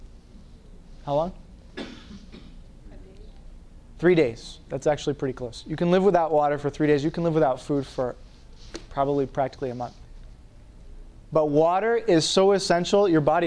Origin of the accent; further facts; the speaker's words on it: Maine, United States; I'm from Maine, and you can drink water anywhere in the state